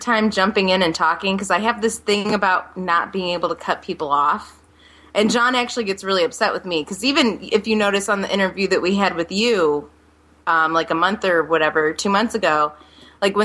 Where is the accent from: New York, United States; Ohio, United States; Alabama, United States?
Ohio, United States; Akron; Akron, born and raised